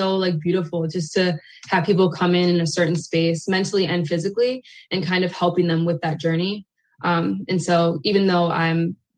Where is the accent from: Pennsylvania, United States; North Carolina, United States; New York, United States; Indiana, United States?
Pennsylvania, United States; moved away as an adult; now in Maryland, United States; Originally, I am from Pennsylvania, born and raised. I moved to Maryland about 4 years ago